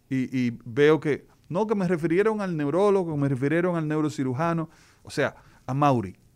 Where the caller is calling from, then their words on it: Mao, Valverde, Dominican Republic; De Mao.